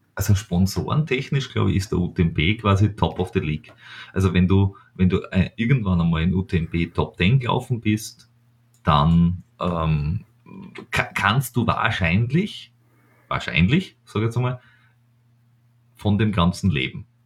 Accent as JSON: {"language": "German", "region": "Styria", "country": "Austria", "said": "ich als Steirer"}